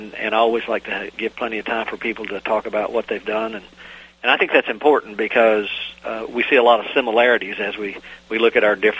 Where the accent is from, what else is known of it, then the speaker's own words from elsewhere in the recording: East Coast, United States; moved away; being an East Coaster living in the mountains